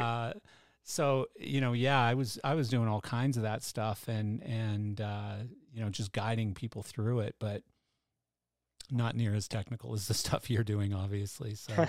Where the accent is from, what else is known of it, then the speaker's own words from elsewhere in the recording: Canada; I'm Canadian